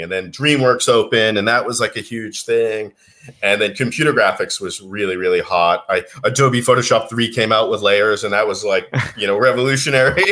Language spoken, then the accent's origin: English; Boston, Massachusetts, United States; moved away as an adult; also born or lived in Beijing, China / Singapore; I'm from uh, Boston, Massachusetts originally.